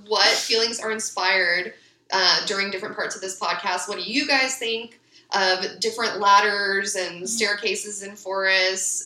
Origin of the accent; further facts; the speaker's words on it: Ventura, California, United States; I grew up in Ventura